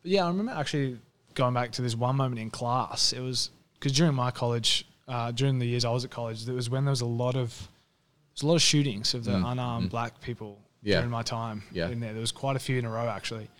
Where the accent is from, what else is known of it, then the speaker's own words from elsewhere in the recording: Australia; moved away; I'm from Australia where it's so different